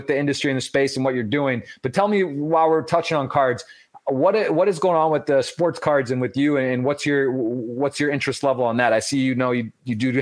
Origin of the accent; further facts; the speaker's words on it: Detroit, or Ann Arbor, Michigan, United States; moved away; I'm actually originally from Detroit, or Ann Arbor, Michigan